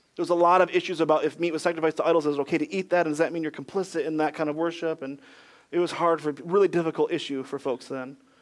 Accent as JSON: {"language": "English", "region": "Michigan", "country": "United States", "tie": "born or raised there", "also_born_or_lived": "Ohio / Greenville, South Carolina", "moved": "as an adult", "lives_now": "North Carolina, United States", "said": "I was born in Michigan, where we'd say things like, Don't forget your backpack"}